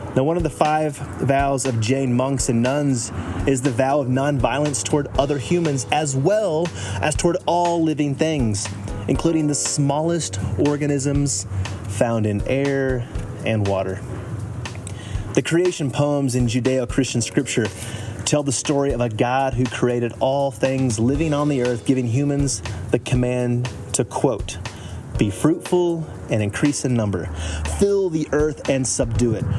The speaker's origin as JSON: {"language": "English", "region": "Texas", "country": "United States", "tie": "born or raised there", "said": "I grew up Southern Baptist evangelical, state of Texas"}